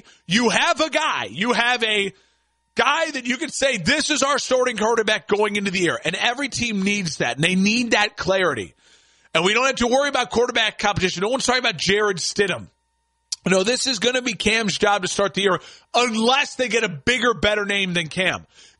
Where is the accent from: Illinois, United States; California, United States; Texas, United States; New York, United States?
Illinois, United States; Chicago; as Chicago's dying the river green in my hometown